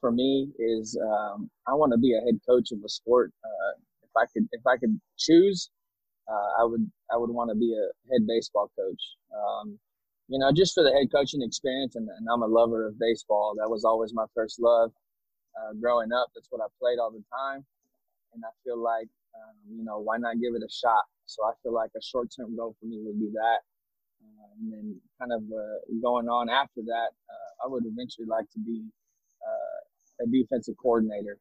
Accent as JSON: {"language": "English", "town": "San Antonio", "region": "Texas", "country": "United States", "said": "I'm from San Antonio"}